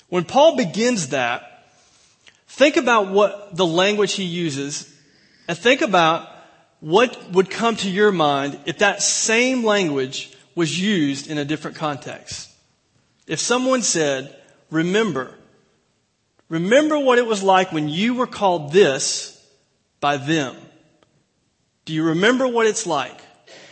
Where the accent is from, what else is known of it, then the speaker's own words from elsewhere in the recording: Mayberry Country, North Carolina, United States; now in Plano, United States; I am from Mayberry Country